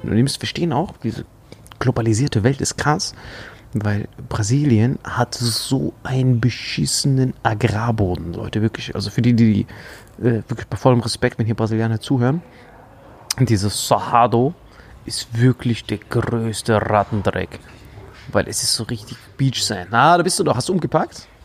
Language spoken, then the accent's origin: German; Saarland, Germany; Saarländer. Oh, Salui, beste die letzten Mann.